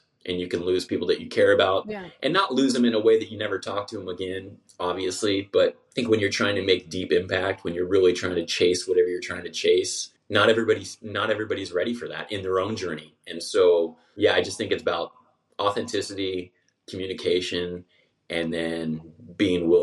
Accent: Southern California, United States; I was born and raised in Southern California

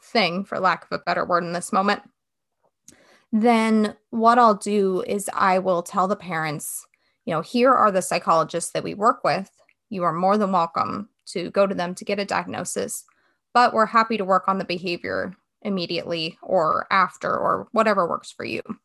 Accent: West Coast, United States; now in Wake Forest, United States; I'm originally from the West Coast

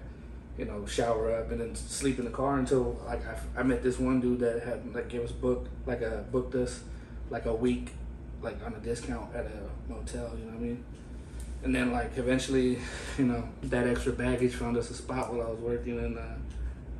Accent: Fresno, California, United States; moved away as an adult; now in Portland, United States; I'm from the Central Valley of California, the Fresno area, you know. And I've been out there most of my life

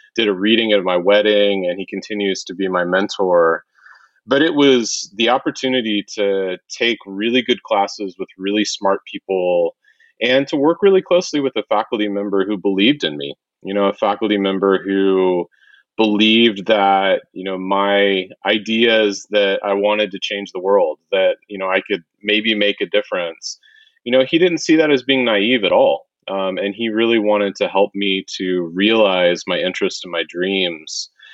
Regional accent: Wichita, Kansas, United States; I grew up in Wichita, Kansas

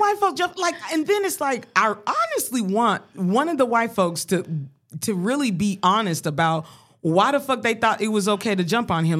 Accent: Colorado, United States; growing up in Colorado

